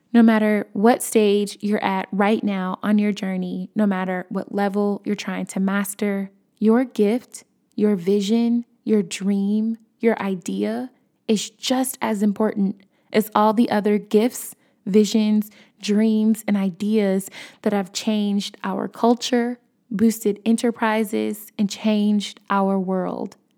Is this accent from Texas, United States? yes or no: no; Chicago, Illinois, United States; I'm from Chicago